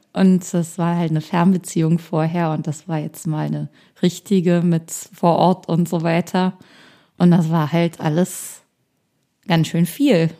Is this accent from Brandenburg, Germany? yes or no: yes; a small town near Berlin, Brandenburg, Germany; moved away as an adult; now in Berlin, Germany; Ich komme aus einer Kleinstadt aus der Nähe von Berlin